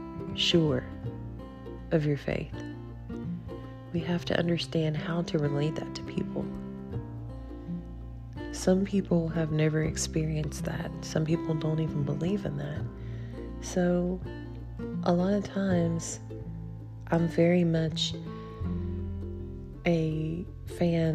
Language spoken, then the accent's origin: English; Logan, West Virginia, United States; now in Beckley, United States; my hometown, where I was born and raised